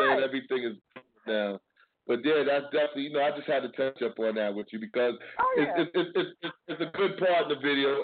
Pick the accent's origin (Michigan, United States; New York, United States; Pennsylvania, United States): New York, United States; I'm from Spanish Harlem